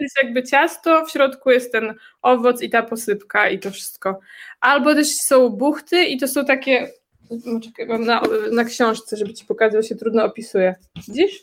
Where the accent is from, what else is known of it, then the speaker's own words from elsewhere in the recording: Warsaw, Masovian Voivodeship, Poland; now in Czech Republic; ja jestem z Warszawy